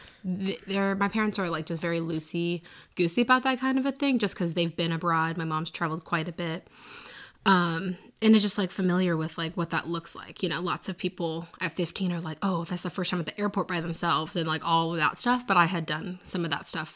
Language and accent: English; a suburb outside of Seattle, Washington, United States; moved away as an adult; now in Nashville, United States; I'm from a suburb outside of Seattle. Born and raised there